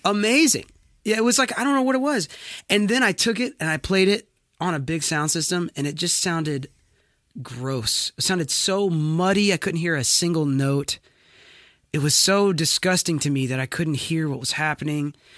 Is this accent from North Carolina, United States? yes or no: yes; Wilmington, North Carolina, United States; now in Franklin, United States; I was born and raised in Wilmington, North Carolina